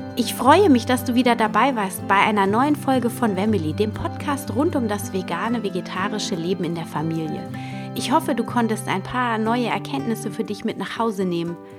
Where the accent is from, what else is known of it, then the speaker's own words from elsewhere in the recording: Germany; als Deutsche